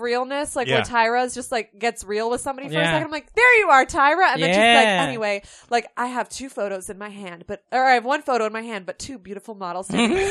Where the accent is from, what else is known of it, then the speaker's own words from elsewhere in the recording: Vermont, United States; now in New York, United States; Okay, so I grew up in Vermont. At first, rural Vermont.